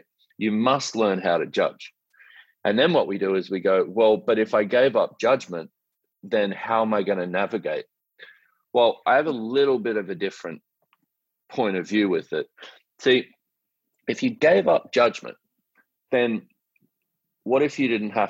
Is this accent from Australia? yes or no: yes; Australia; I'm an Australian man